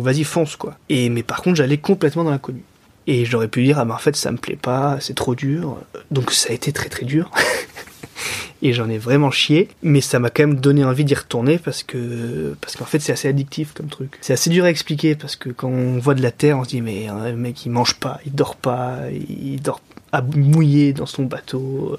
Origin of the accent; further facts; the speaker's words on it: Montpellier, Occitania, France; moved away as an adult; also born or lived in Lyon; now in Lorient, France; Depuis cette année, j'habite à Lorient, mais je suis originaire de Montpellier.